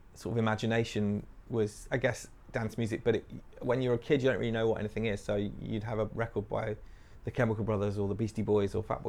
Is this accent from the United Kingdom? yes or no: yes; Nottingham, East Midlands, United Kingdom; moved away as an adult; also born or lived in Swansea; now in London, United Kingdom; I was a kid growing up in Nottingham